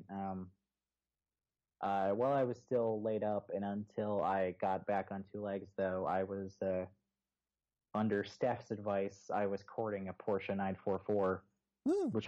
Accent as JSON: {"language": "English", "town": "Houston", "region": "Texas", "country": "United States", "said": "Well, okay, so I moved from Houston originally."}